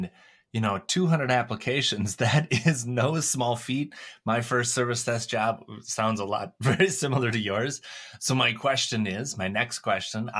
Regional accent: Minnesota, United States; I grew up in a small town, Minnesota.

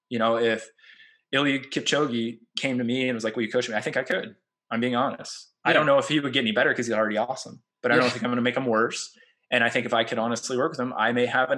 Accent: Central Illinois, United States; now in Alabama, United States; I'm from Central Illinois originally.

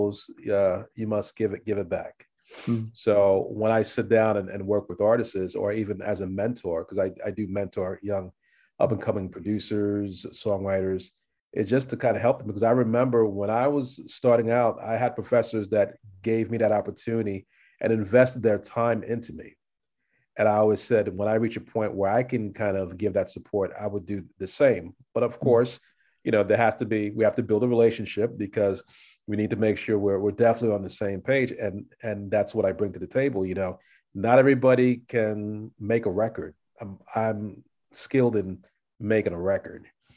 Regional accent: New York City, New York, United States; also born or lived in Los Angeles; I'm a New Yorker

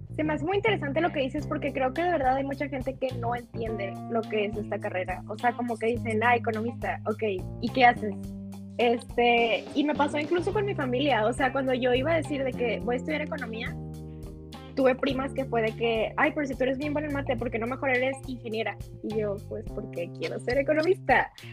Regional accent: Mexico; nosotros vivimos en México

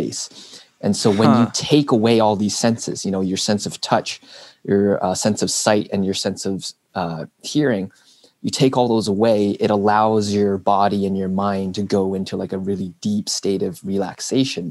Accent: Burlington, Ontario, Canada; I was born and raised here in Burlington

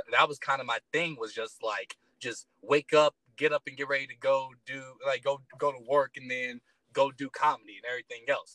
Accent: Detroit, Michigan, United States; moved away as an adult; now in Colorado, United States; I grew up in Detroit, Michigan.

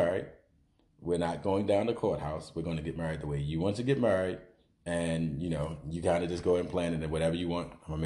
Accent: Baltimore, Maryland, United States; growing up in East Baltimore

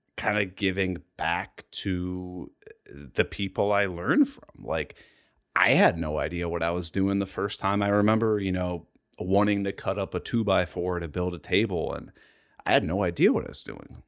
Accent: Columbus, Ohio, United States; I'm from Columbus, Ohio. I've lived here my entire life.

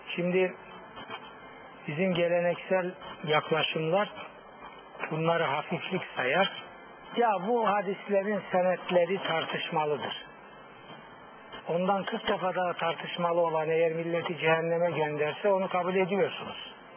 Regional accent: Black Sea Region, Turkey; bizim Karadeniz ifadesiyle

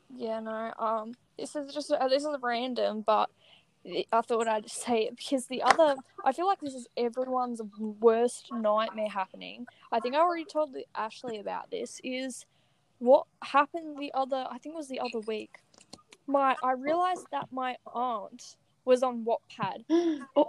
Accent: Australia; I'm from Australia.

